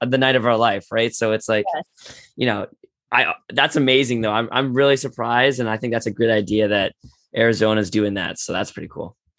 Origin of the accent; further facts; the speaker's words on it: Toronto, Ontario, Canada; I grew up in Toronto